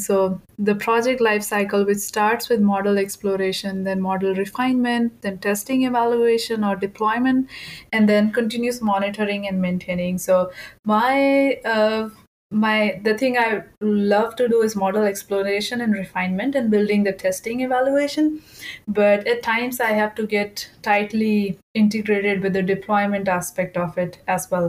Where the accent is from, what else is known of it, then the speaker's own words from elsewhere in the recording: India; moved away; I grew up in India